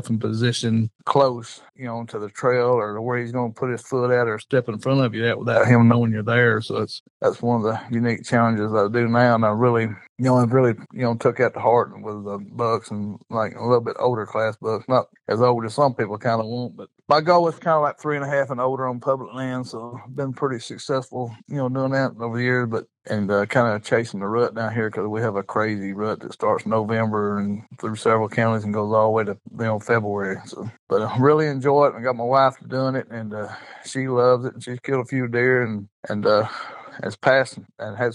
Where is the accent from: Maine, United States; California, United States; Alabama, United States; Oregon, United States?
Alabama, United States; northern; I'm from Alabama, the northern part of Alabama